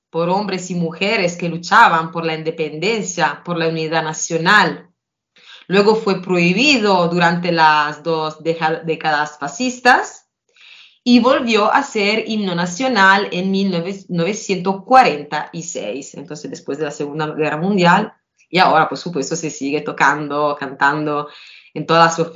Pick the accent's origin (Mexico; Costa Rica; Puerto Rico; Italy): Italy; Spanish is a second language; Entre nosotros italianos, porque si lo piensan, antes Italia era un conjunto con muchos países diferentes, cada uno con su idioma, por supuesto parecidos, pero diferentes.